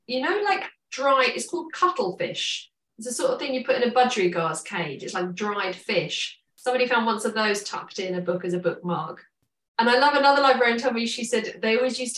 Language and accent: English; London, United Kingdom; as a teenager growing up in London